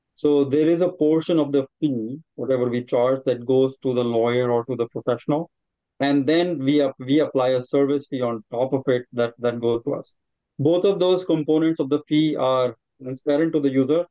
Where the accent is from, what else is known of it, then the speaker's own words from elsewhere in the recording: India; moved away as an adult; now in United States; I grew up in India as well, trained as an engineer. I'm, I came to the United States about 20 years back.